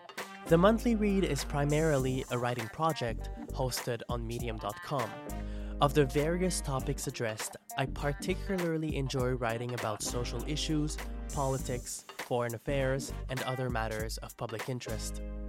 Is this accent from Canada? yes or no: yes; Trois-Rivières, Quebec, Canada; now in Toronto, Canada; I'm a bilingual Canadian marketer and writer. I'm originally from Trois-Rivières, which I'm very proud of, and I currently reside in Toronto.